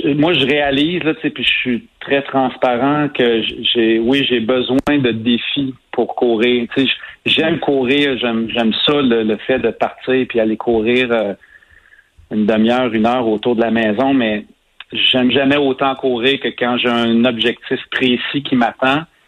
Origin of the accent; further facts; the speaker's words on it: Saint-Ours, Quebec, Canada; j'habite, en fait, j'ai grandi à Saint-Ours, qui est un petit village à 15 minutes de cet endroit-là